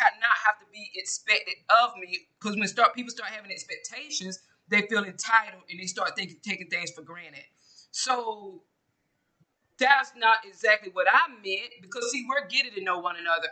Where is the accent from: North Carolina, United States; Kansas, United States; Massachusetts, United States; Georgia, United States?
Georgia, United States; I'm from Georgia, I'm from the South